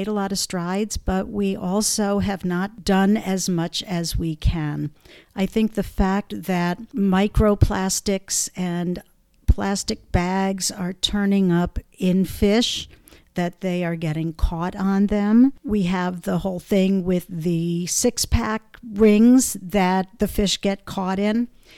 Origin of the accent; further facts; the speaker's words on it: Connecticut, United States; And I came from Connecticut, where we had single stream recycling.